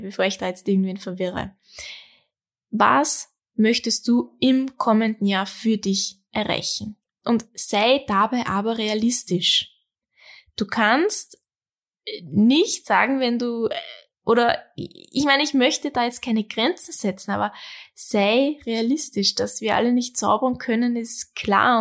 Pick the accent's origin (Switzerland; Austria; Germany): Austria; bei uns in Österreich